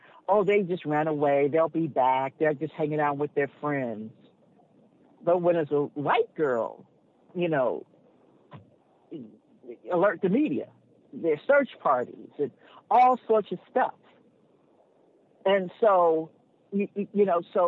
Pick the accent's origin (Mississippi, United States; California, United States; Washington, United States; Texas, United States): California, United States; Los Angeles; now in Encino, United States; I grew up in South